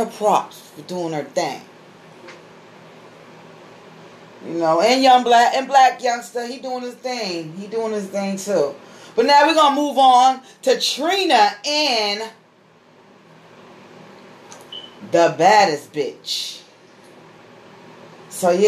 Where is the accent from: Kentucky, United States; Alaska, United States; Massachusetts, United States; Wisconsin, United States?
Massachusetts, United States; Boston; I'm from Boston